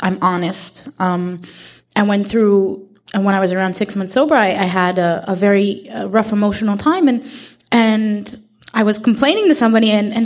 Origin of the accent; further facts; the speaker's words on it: Israel; I'm from Israel